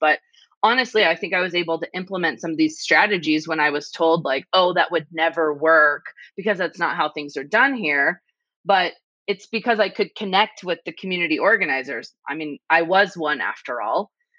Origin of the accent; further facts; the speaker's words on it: Las Vegas, Nevada, United States; I wanted to be more invested in my hometown. I wanted to feel a connection with a place that had given me so much as a kid. So, like I said, we were a military family, lived all over the place, but I spent every summer living at my grandparents' house in Las Vegas.